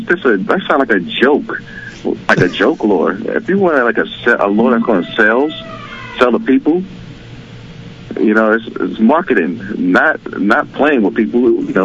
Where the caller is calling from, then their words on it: California, United States; I'm a fisherman at California.